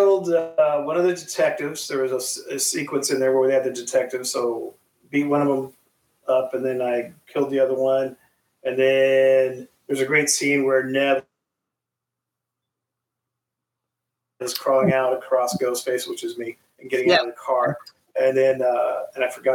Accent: Arcadia, California, United States; I grew up there, not too far from you, in Arcadia, when I was actually in Southern California, where Santa Anita Racetrack is.

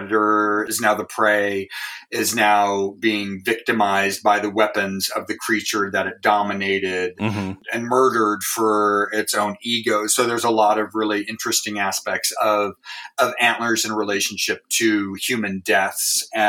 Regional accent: Pacific Northwest, United States; And you know, I grew up in the Pacific Northwest, so there was a lot of hunting, and there was a lot of, you know, deer carcasses

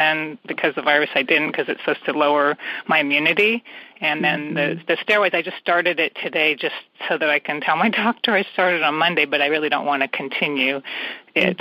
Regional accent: San Francisco Bay Area, California, United States; I'm from the San Francisco Bay Area

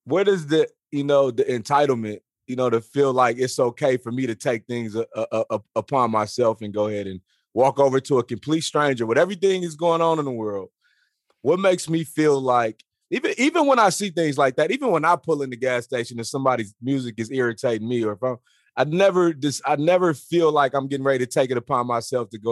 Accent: Houston, Texas, United States; also born or lived in Plaquemine, Louisiana; I was born in Houston, got a lot of family in Louisiana, spent a lot of time out there.

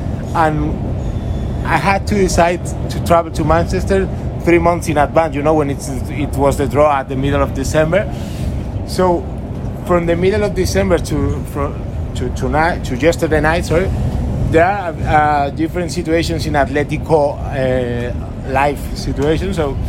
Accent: Madrid, Community of Madrid, Spain; English is a second language; now in Barcelona, Spain; I'm from Madrid, but I live in Barcelona.

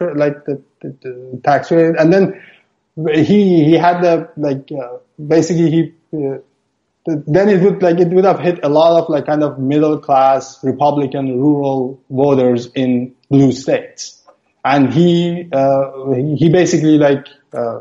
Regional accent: Iran; moved away as an adult; now in Canada; I'm originally from Iran

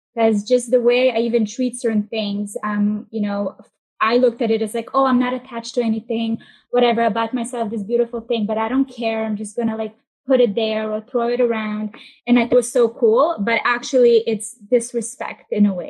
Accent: Israel; moved away; also born or lived in Russia; I grew up in Israel. We moved uh, to Tel Aviv and we just started moving around every year.

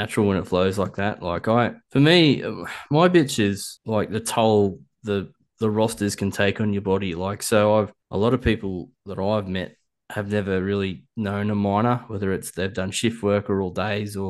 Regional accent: Nui, Victoria, Australia; I was raised in Nui.

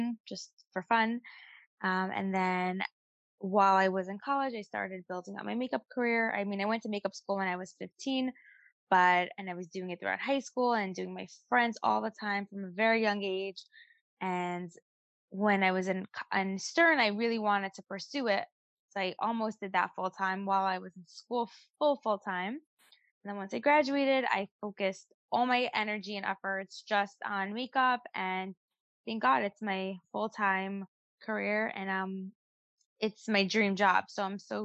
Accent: New York City, New York, United States; also born or lived in Five Towns, New York / Israel; I grew up in Brooklyn, and at the age of 14, I moved to the Five Towns

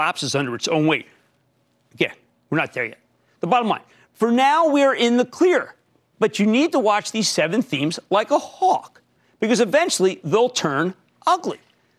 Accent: New Jersey, United States; also born or lived in New York; my home state of New Jersey

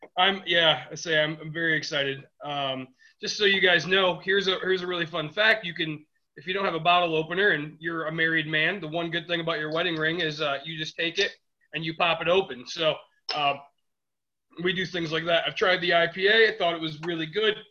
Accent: Detroit, Michigan, United States; we're from the Midwest. That's kind of what our mindset is. I mean, we are we are Detroit area

